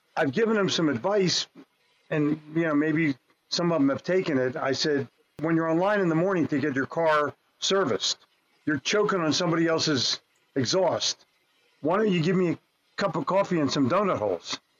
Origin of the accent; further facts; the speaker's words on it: New Jersey, United States; also born or lived in Philadelphia / New York; growing up in New Jersey